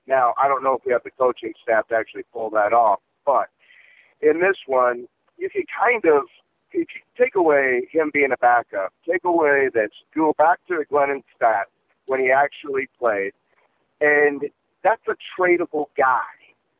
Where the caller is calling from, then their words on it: Chicago, Illinois, United States; Chicago, Illinois.